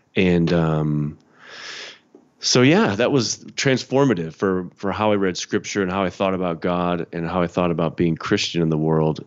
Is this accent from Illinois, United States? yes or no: yes; Chicago, Illinois, United States; I'm from Chicago. Grew up in the Chicago suburbs.